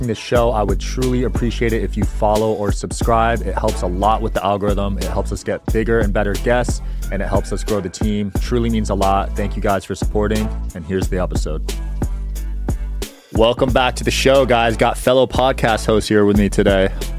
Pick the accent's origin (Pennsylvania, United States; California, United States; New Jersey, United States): New Jersey, United States; it was big where I grew up in Jersey, actually.